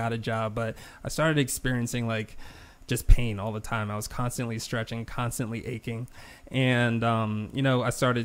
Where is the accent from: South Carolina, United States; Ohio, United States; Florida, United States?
South Carolina, United States; also born or lived in Buffalo, New York; They raised me in South Carolina